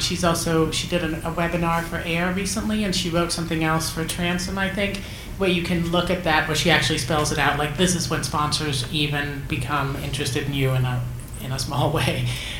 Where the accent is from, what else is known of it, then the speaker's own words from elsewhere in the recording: Denmark; moved away as an adult; now in New York City, United States; My last job before The Moth, I was an illegal waitress in New York City. I'm from Denmark.